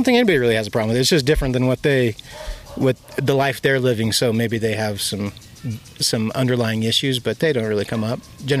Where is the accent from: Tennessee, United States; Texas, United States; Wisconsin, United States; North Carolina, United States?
Wisconsin, United States; moved away; also born or lived in Utah; I grew up in Wisconsin